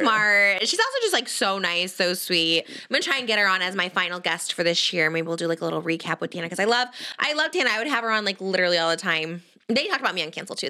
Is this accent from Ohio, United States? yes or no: no; Illinois, United States; I'm from Illinois